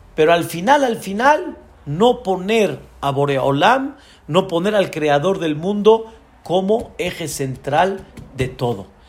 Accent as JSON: {"language": "Spanish", "country": "Mexico", "said": "la mentalidad de nuestro país"}